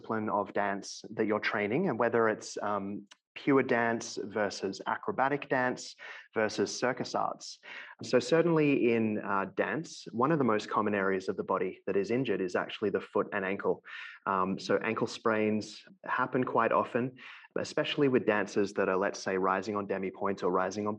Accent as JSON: {"language": "English", "town": "Melbourne", "region": "Victoria", "country": "Australia", "moved": "as an adult", "lives_now": "London, Canada", "said": "So I'm originally from Melbourne, Australia, and I now live in London, Ontario, which is about 2 hours west of Toronto in Canada"}